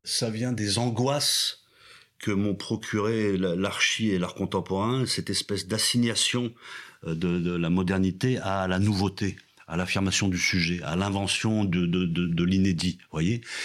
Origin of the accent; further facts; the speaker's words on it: France; culture dans laquelle je tombe en fait de naissance voilà, je suis français